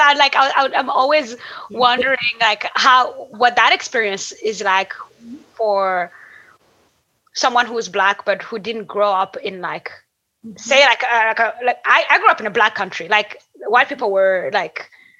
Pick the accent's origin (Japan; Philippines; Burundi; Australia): Burundi; also born or lived in Niger; I grew up in Burundi and Niger and traveled like across so many different countries.